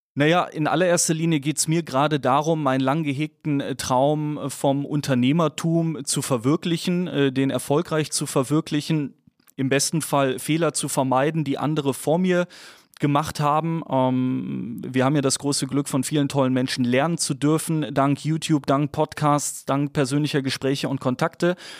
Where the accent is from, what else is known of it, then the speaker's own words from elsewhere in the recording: Dormagen, North Rhine-Westphalia, Germany; geboren in Dormagen zwischen Köln und Düsseldorf, ähm, tendierte aber immer deutlich mehr zu Köln, deswegen auch großer Fan des ersten FC Köln ganz wichtig. Ähm, bin dort ähm, aufgewachsen